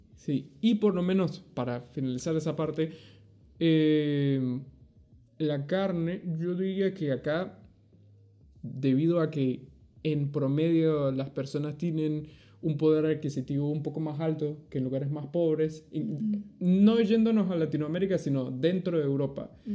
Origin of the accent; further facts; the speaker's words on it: Venezuela; moved away; also born or lived in Argentina; de Venezuela